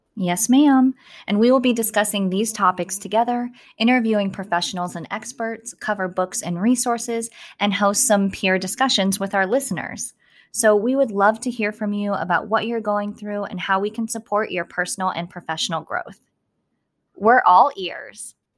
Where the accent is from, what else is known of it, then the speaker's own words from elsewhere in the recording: Southern California, United States; moved away as an adult; also born or lived in Texas; now in Maryland, United States; I'm from Southern California